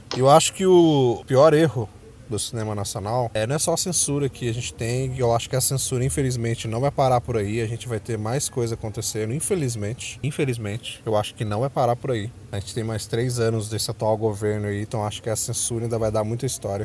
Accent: Brazil; somos nós, brasileiros

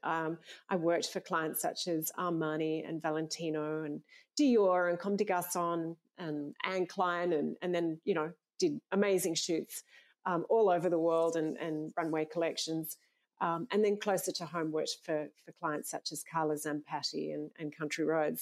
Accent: Sydney, New South Wales, Australia; I grew up in Sydney

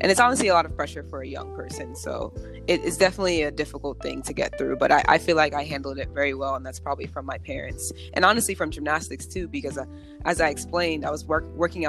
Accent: Mount Olive, New Jersey, United States; moved away as an adult; also born or lived in Georgia; I'm from New Jersey, so I grew up in Mount Olive, New Jersey.

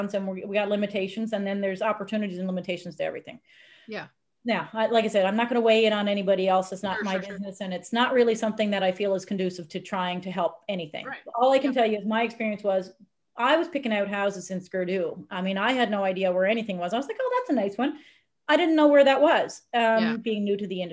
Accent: Newfoundland and Labrador, Canada; moved away as an adult; also born or lived in Brooks, Alberta / Edmonton, Alberta; I was from the small town in Newfoundland

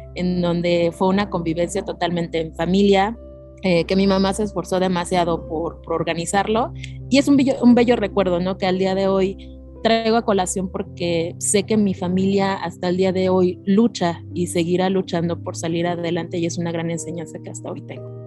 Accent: State of Mexico, Mexico; also born or lived in Hidalgo (parents' origin); now in Mexico City, Mexico; yo nací en Ciudad de México, radiqué por 30 años en el Estado de México

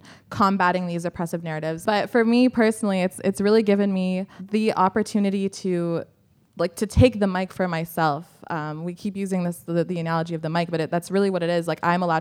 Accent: Canada; I'm from Canada

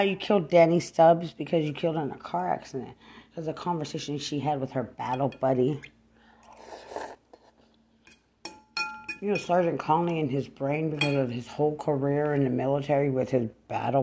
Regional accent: Lubbock, Texas, United States; I'm from Lubbock. Don't try to target to make it look like I'm some hood rat from Bear County.

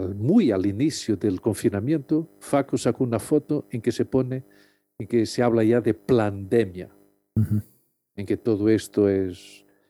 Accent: Lisbon, Portugal; moved away as an adult; now in Madrid, Spain; yo soy de Lisboa y siempre tuve mucho contacto con el agua, siempre nací en un barrio al lado del río Tajo.

